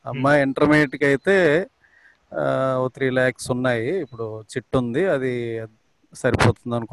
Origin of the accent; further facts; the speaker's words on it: Vizianagaram, Andhra Pradesh, India; నా మాది విజయనగరం అండి